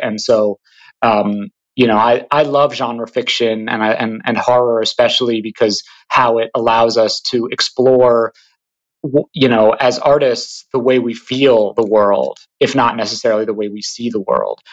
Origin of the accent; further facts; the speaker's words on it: Hudson, New York, United States; moved away as an adult; now in New York City, United States; I'm actually calling from Hudson, New York, um, where I grew up.